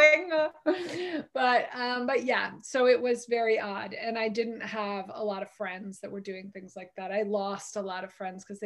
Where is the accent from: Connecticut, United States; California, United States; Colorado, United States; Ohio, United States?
Connecticut, United States; I grew up in Connecticut, so I'd been in and out of the city all my life